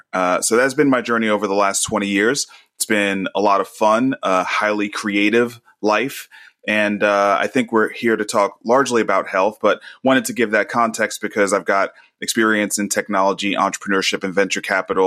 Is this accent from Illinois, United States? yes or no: no; New York City, New York, United States; moved away as an adult; now in Nashville, United States; I was born and raised in Brooklyn